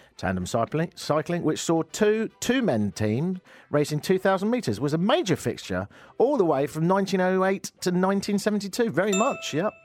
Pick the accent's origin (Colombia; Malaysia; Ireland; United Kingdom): United Kingdom; now in Canada; me being British